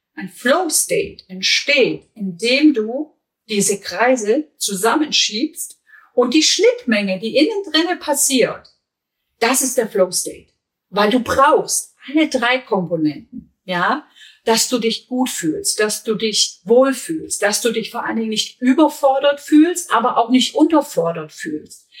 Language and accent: German; Germany; bei uns in Deutschland